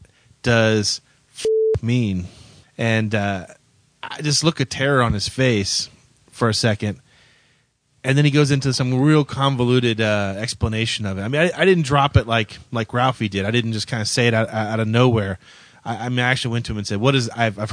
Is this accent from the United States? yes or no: yes; the South, United States; I grew up in the South